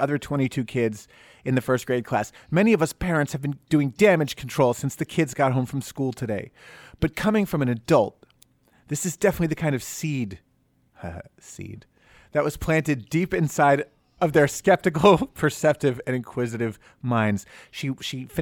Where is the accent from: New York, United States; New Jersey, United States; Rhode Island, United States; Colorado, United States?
New Jersey, United States; Summit; My hometown is Summit, New Jersey